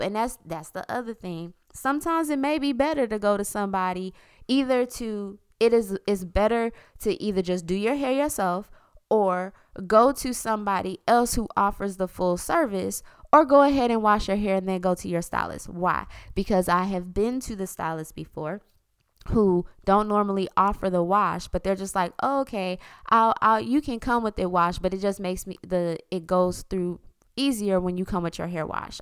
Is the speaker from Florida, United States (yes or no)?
yes; South Florida, United States; I'm from South Florida